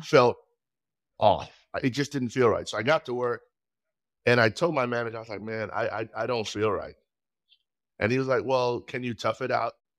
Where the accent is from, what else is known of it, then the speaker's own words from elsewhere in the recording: Trinidad & Tobago; moved away as an adult; now in United States; I was born in Trinidad and Tobago